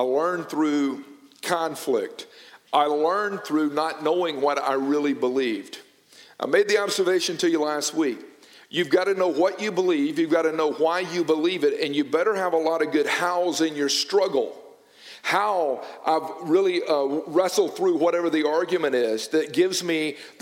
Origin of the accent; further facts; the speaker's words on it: United States; I grew up in Noonan.